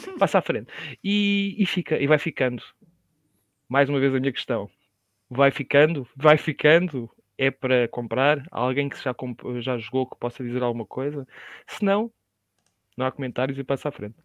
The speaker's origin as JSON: {"language": "Portuguese", "country": "Portugal", "said": "sou português"}